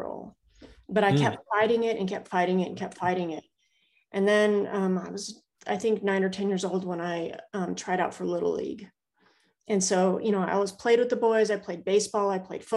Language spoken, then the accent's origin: English; Prescott, Arizona, United States; moved away as an adult; also born or lived in Charleston / Kings Bay, Georgia; I'm living back in my hometown, Prescott, Arizona. I was born and raised here, spent my first 18 years here